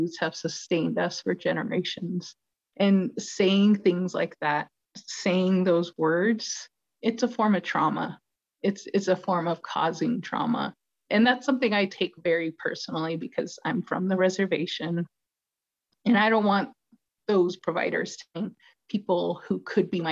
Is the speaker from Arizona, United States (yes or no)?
yes; Chinle, Arizona, United States; I'm from the community. I'm from Chinle, which is the heart of the Navajo Nation